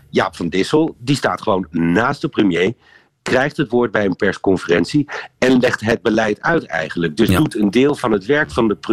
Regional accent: Netherlands; now in Brussels, Belgium; Ja, en over mijn eigen land.

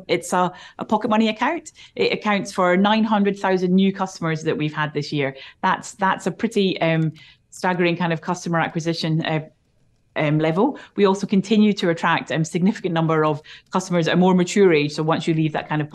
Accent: Scotland, United Kingdom; accent: Scottish; I am Scottish

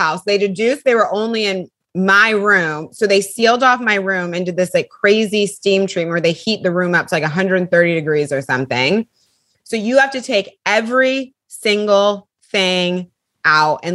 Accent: California, United States; moved away as an adult; also born or lived in Bay Area / Los Angeles; now in New York, United States; I'm from California

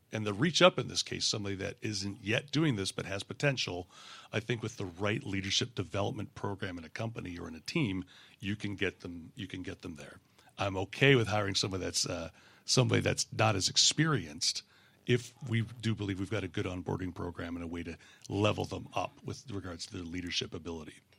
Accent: Canada; moved away as an adult; moving down here, uh, as a Canadian. We immigrated in two thousand four

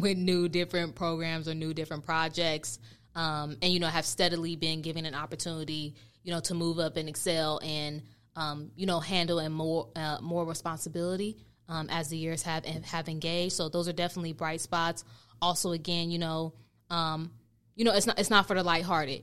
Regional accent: Oakland, California, United States; born and raised in Oakland, California, uh, to you know, in a, in a Nigerian f- household.

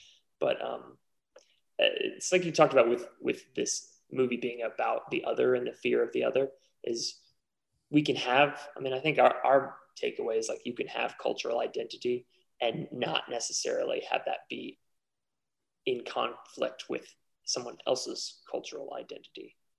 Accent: Texas, United States; because we're Texans

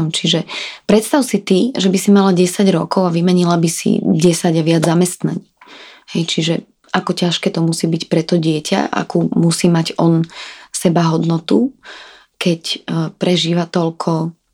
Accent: Slovakia; veď predsa genofon môjho muža, ktorý je na polovicu z Palestíny a ja som zo Slovenska, nie je taký príbuzný

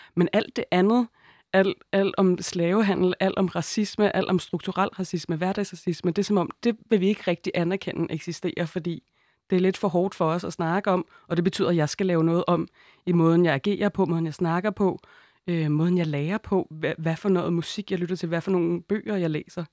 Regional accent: Denmark; jeg er født i Danmark og er hvid

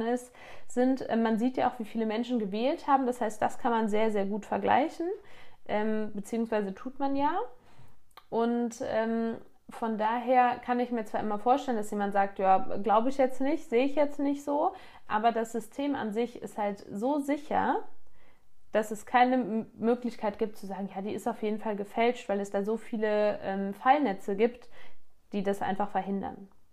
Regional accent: Grevenbroich, North Rhine-Westphalia, Germany; Dorf wie bei mir Neuenhausen, ich komme aus Neuenhausen, wohne hier.

